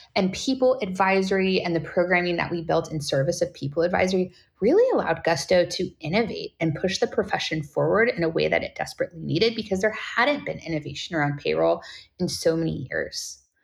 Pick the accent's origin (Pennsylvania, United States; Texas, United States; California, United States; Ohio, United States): California, United States; I'm born and raised in California, so Californian by heart